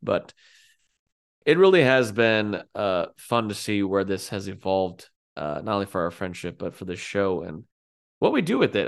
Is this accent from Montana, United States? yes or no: no; California, United States; I grew up in California